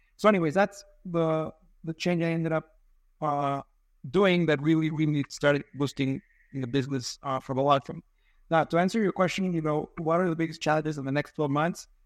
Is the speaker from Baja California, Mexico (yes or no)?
no; Mexico City, Mexico; now in San Diego, United States; I'm from Mexico City. I live in San Diego